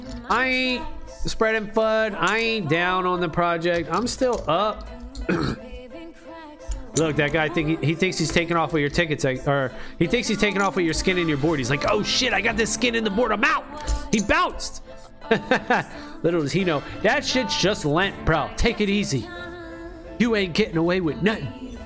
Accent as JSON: {"language": "English", "country": "Philippines", "said": "I'm Filipino too, and my parents pressure me if"}